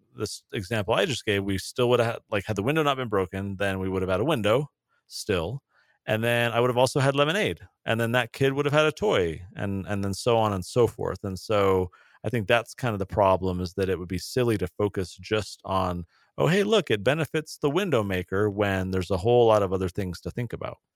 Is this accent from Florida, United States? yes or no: no; San Diego, California, United States; moved away; I grew up in San Diego